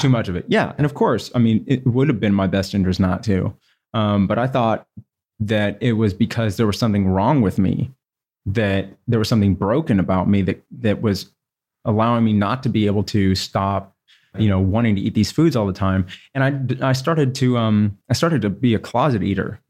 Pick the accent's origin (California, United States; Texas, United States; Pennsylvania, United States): Texas, United States; Houston; I grew up, I was born in Houston, Texas, which is the largest city in Texas